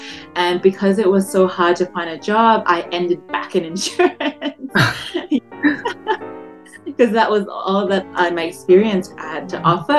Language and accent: English; Melbourne, Victoria, Australia; moved away as an adult; also born or lived in Malaysia; now in Toronto, Canada; I grew up in Melbourne